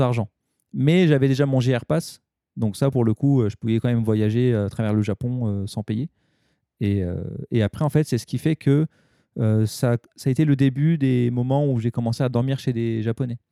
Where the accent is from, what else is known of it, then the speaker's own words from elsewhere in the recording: Paris, Île-de-France, France; now in Japan; j'étais de Paris